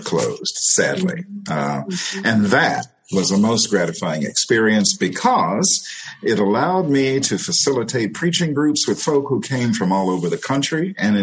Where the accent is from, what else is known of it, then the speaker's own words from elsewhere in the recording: St. Louis, Missouri, United States; in St. Louis, we often went to First Baptist Church, the church of my maternal grandmother